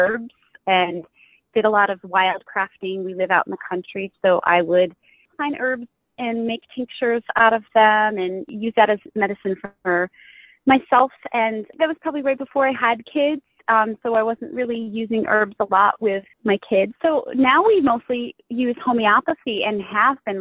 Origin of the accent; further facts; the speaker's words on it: New York, United States; I'm from New York. I live probably about an hour and a half south of Buffalo